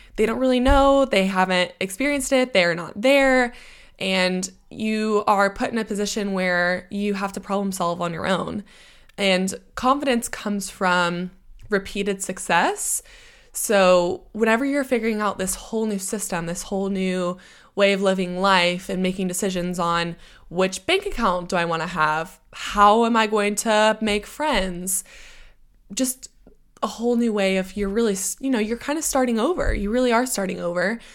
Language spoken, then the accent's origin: English; United States; accent: American; moved away as an adult; now in United Kingdom; I always hold on to my American accent